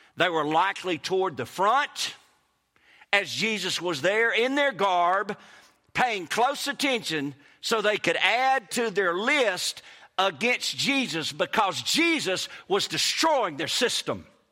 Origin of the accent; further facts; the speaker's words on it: Kosciusko, Mississippi, United States; accent: Mississippi; moved away as an adult; also born or lived in Hattiesburg, Mississippi / Clinton, Mississippi; now in Florida, United States; I was born in Hattiesburg, raised in Kosciuszko, moved to Clinton High School, and I'm telling you, people make fun of my accent.